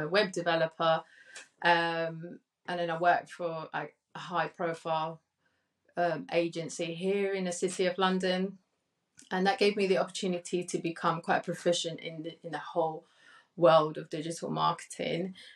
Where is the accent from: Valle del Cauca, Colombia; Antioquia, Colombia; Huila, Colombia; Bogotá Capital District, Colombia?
Valle del Cauca, Colombia; Cali; now in United Kingdom; I was born in Cali, Colombia, and came over to the UK